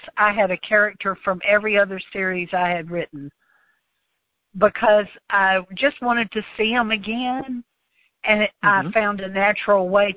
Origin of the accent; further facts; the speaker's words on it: the South, United States; I'm Southern